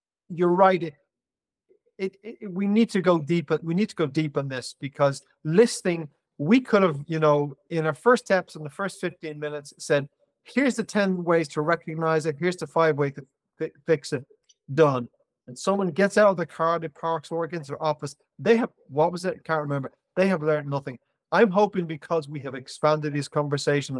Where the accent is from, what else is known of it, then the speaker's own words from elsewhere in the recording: Ireland; I'm Irish